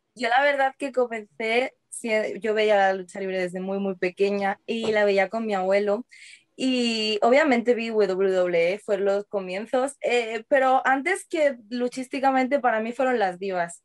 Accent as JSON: {"language": "Spanish", "town": "Seville", "region": "Andalusia", "country": "Spain", "tie": "born or raised there", "moved": "yes", "lives_now": "Madrid, Spain", "said": "yo nací en Sevilla, pero yo me he criado allí, yo he vivido allí hasta que me mudé a Madrid"}